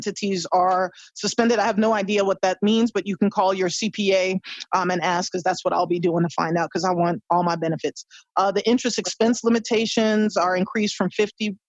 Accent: United States; as an American

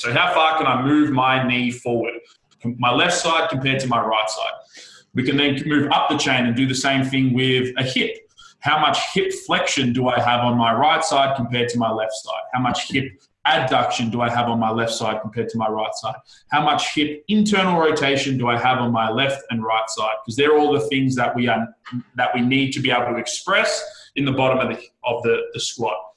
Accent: Australia; I am the Australian podcast whore.

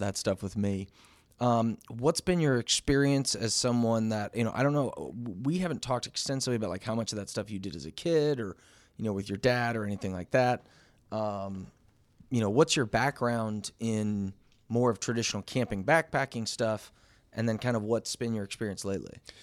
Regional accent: Missouri, United States; this little camping dude from Missouri

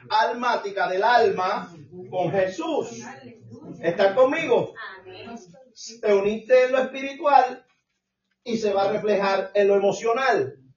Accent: Puerto Rico; Yo soy boricua.

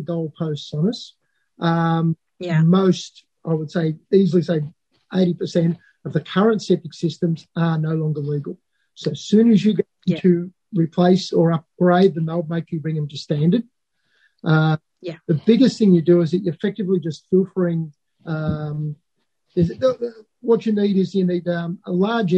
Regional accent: Alexandra, Victoria, Australia; I come from Alexandra, Eildon.

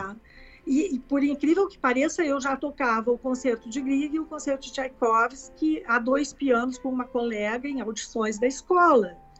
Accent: Caxias do Sul, Rio Grande do Sul, Brazil; now in Porto Alegre, Brazil; eu sou natural de Caxias do Sul e com quatro anos eh, a minha mãe me colocou numa professora de piano

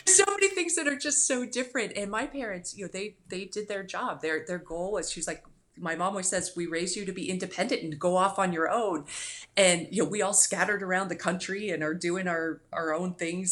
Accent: Cincinnati, Ohio, United States; now in Florida, United States; I grew up in Cincinnati

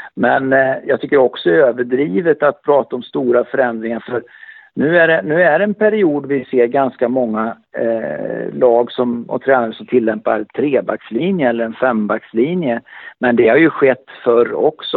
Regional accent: Örebro, Örebro County, Sweden; Jag kom ju direkt från Örebro sportklubb

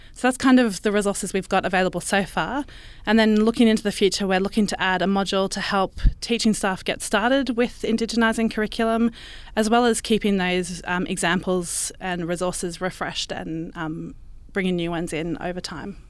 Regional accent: Brisbane, Queensland, Australia; I was born and raised in Brisbane on Turrbal and Yugara country.

